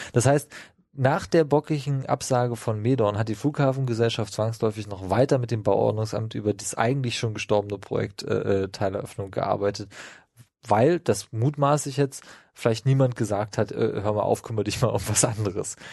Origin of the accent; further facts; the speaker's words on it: Brandenburg, Germany; Ich komme aus Brandenburg, meine Familie hat da gebaut